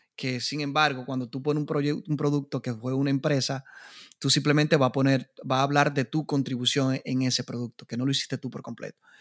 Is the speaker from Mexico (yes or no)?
no; Dominican Republic; en mi país, República Dominicana